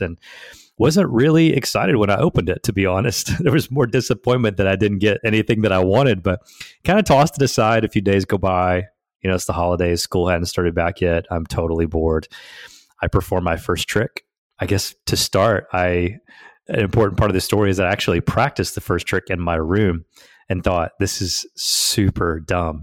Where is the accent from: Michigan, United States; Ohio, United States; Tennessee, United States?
Tennessee, United States; Southeast; I grew up in Southeast Tennessee on a farm